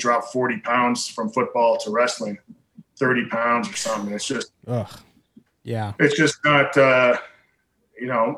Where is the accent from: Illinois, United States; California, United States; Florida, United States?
Illinois, United States; Chicago; moved away; I grew up just outside of Chicago.